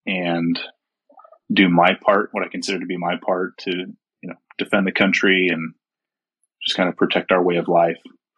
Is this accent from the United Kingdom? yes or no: no; Utah, United States; also born or lived in Germany / South Carolina; I was born in Germany, my dad was stationed over in Germany for a while, moved to South Carolina at a fairly young age, but for the most part, I claim Utah as whe